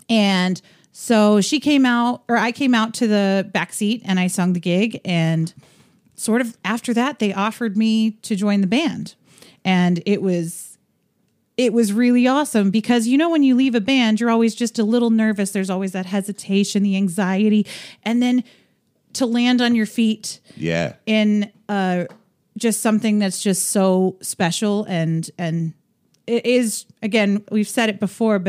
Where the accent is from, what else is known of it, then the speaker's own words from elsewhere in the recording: Scranton, Pennsylvania, United States; moved away; I was born in Scranton, Pennsylvania.